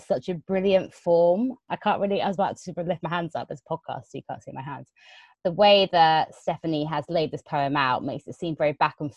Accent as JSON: {"language": "English", "region": "London", "country": "United Kingdom", "said": "I'm a Londoner."}